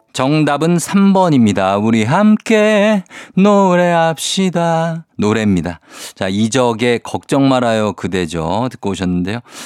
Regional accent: South Korea; 저는 이제 청계산 그 밑에 자락에서 어렸을 때 살았기 때문에

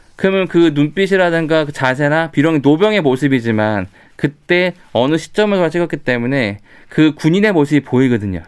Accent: South Korea; 저는 제가 한국 사람이고 제 나라인데

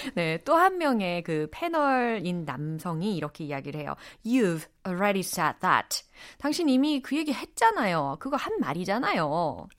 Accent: Seoul, South Korea; 저의 고향은 서울입니다

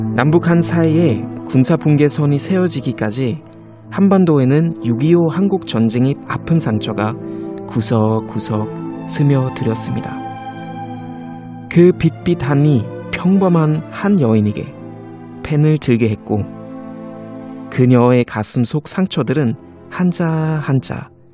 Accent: Germany; moved away; 독일에서 온

